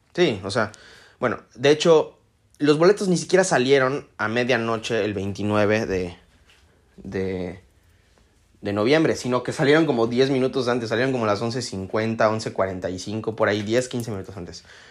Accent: Mexico; yo soy mexicano

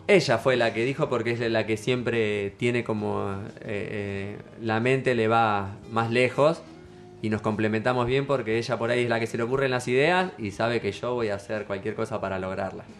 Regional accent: Mar del Plata, Buenos Aires Province, Argentina; soy de Mar del Plata, nací acá

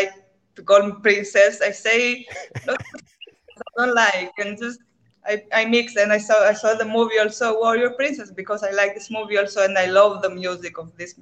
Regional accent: Greece; English is a second language; moved away as an adult; also born or lived in Albania; now in Thailand; I have born in Albania. My father is from Albania. My mother is from Greece, and I grew up in Greece.

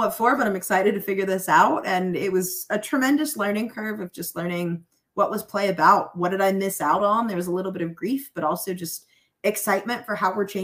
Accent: Charlotte, North Carolina, United States; I'm from Charlotte, North Carolina originally

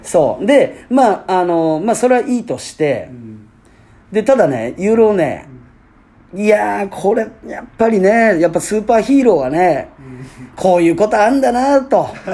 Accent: Fukuoka, Japan; 僕らね福岡県出身と、はい、なう福岡ステイ、うん、ね、在住なんですけれども

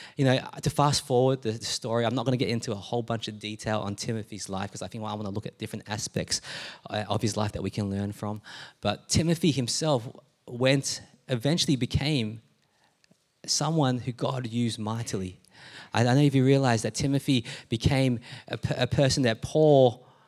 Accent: Melbourne, Victoria, Australia; also born or lived in Adelaide, Australia; I'm born in Adelaide because that's where my parents met, right? And, um, and so we moved to Melbourne and to this place when I was younger.

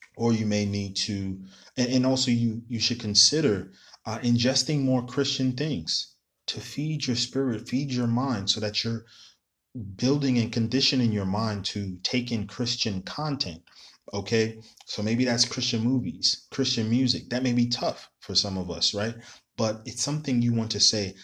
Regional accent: New York City, New York, United States; I'm from New York City

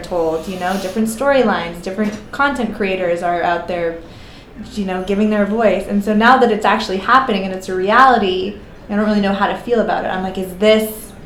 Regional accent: Canada; now in United States; I'm Canadian

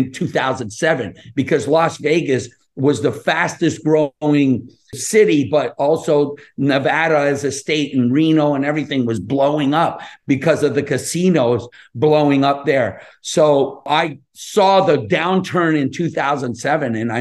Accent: Montreal, Quebec, Canada; moved away; also born or lived in California; I'm Canadian. I'm from Montreal. I grew up in Montreal and Pointe Saint-Charles.

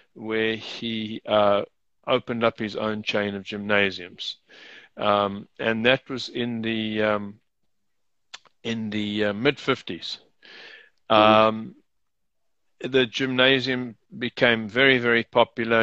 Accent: South Africa; also born or lived in United Kingdom / Rome, Italy; She and I were both born in South Africa

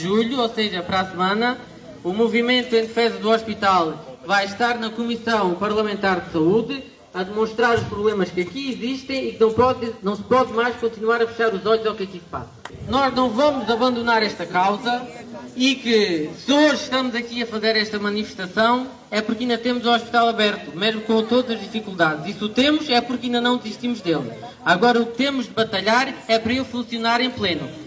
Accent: Portugal; Nós vivemos no interior, mas somos portugueses à mesma

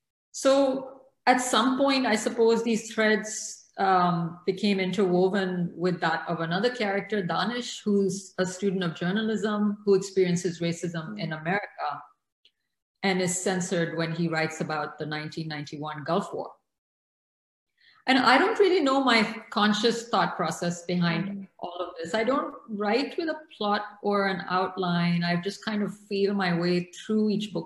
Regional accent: Karachi, Sindh, Pakistan; moved away; also born or lived in Morocco / Lahore; I grew up in Karachi during this period.

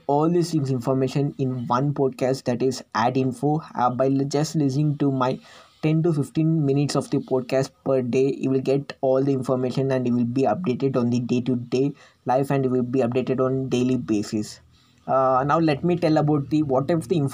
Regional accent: India; I'm from India

